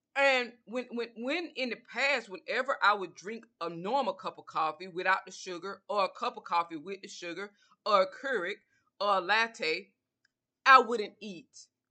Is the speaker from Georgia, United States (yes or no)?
yes; Georgia, United States; I'm from the South, I'm from Georgia